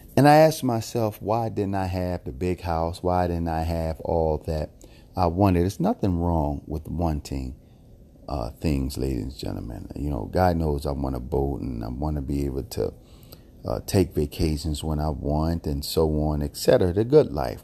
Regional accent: Philadelphia, Pennsylvania, United States; I was born and raised in Philadelphia

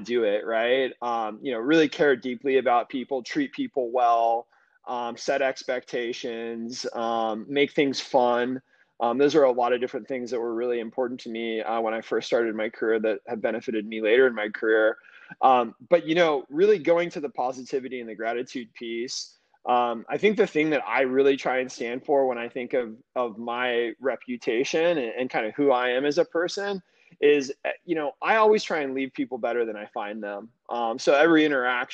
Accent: the Bay Area, California, United States; moved away as an adult; now in Phoenix, United States; I'm born and raised in the Bay Area. I spent about 30 years there before moving to Phoenix 2 years ago.

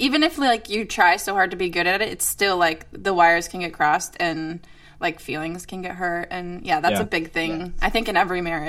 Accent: Minnesota, United States; I grew up in Minnesota.

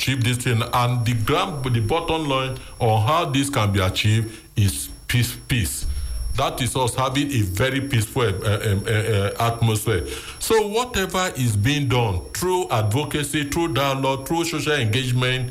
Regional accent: Lagos, Nigeria; I was born in Dodan Barrack. And I live in the barrack

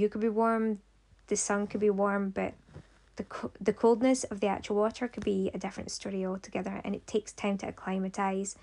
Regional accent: Ayr, Scotland, United Kingdom; also born or lived in Aberdeen, Aberdeenshire; my hometown here, Ayrshire, here in Ayr

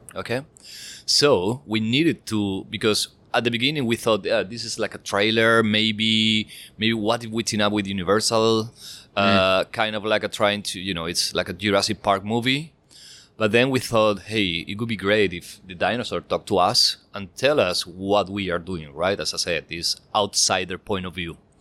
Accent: Spain; I'm from Spain

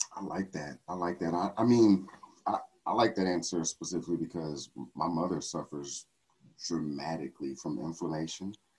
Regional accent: Texas, United States; I'm from Texas

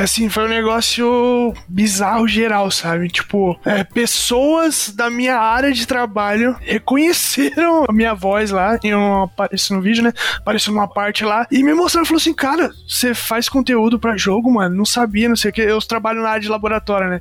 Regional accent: interior of Paraná, Brazil; nós somos do interior do Paraná

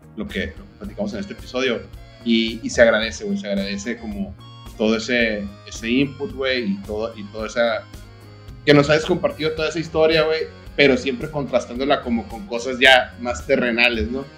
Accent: Sonora, Mexico; moved away; also born or lived in Mexico City; yo como ex sonorense que vivía en el DF

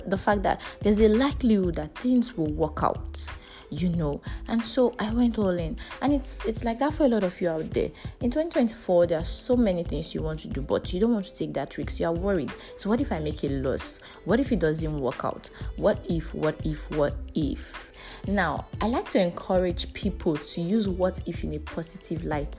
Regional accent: Nigeria; As a Nigerian, we live a life of risks every day

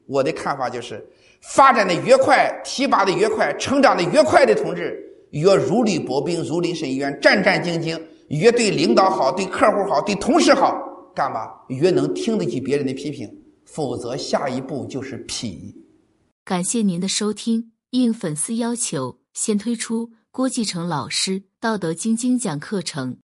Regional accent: Shandong, China; 咱们山东人说个实话

